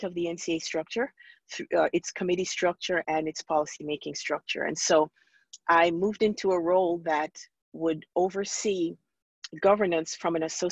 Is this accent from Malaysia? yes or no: no; Montego Bay, Jamaica; moved away as an adult; also born or lived in New York / Maryland / Kansas City; I'm originally from Montego Bay, Jamaica. And so I came to this country, I moved to New York, and then I was down in Maryland